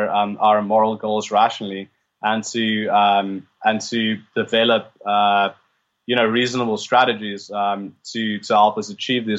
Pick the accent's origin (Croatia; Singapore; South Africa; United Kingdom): South Africa; Yeah, born and bred.